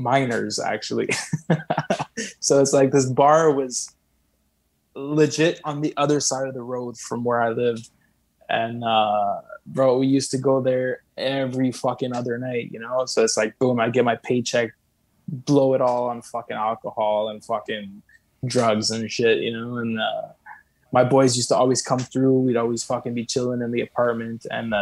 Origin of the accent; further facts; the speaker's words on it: Saint-Constant, Quebec, Canada; living in a fucking 1.5 in Saint-Constant. I went back to my hometown